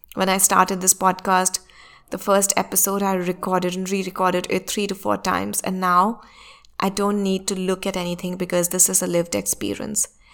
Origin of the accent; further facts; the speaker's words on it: India; my home country, which is India